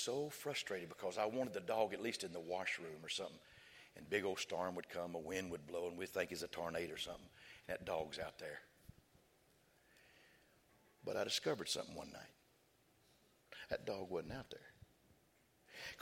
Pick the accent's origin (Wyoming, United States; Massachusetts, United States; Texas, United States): Texas, United States; West; we was raised in West Texas